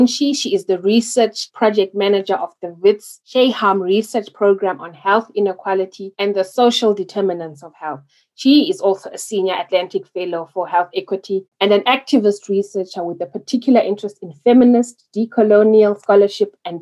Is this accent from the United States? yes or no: no; Zimbabwe; now in Oxford, United Kingdom; I'm hailing from Zimbabwe, but I'm currently seated in a very grey Oxford, which is raining in the UK.